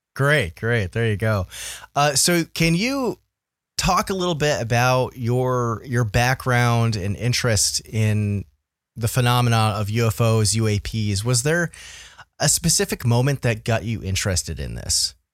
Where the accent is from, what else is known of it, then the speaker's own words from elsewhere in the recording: Vermont, United States; I'm a Vermonter.